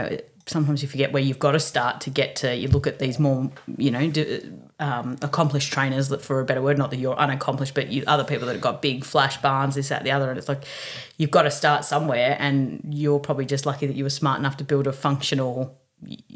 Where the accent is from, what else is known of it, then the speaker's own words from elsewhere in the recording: Melbourne, Victoria, Australia; I grew up in Rosanna, Eaglemont, which is just down the road